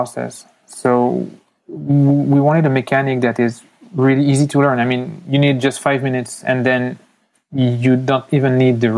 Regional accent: France; accent: French; moved away as an adult; also born or lived in United States; now in Canada; I was born in the U.S., I left. I know my accent sounds really French, but I have the explanation for that. So I was in the U.S. My mother went back to France when I was 4. So I spent 15 years in France, and now I've been living in Canada since 15 years too.

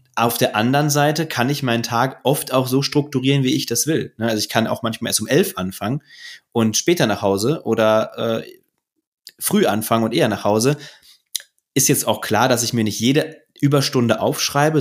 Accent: Ruhr area, North Rhine-Westphalia, Germany; Und ich komme ja aus dem Ruhrgebiet

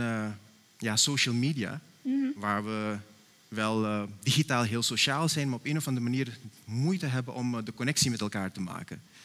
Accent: Suriname; now in Netherlands; als Surinamers zijnde

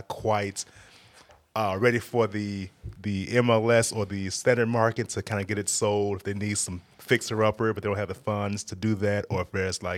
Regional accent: Memphis, Tennessee, United States; I'm from Memphis, Tennessee.

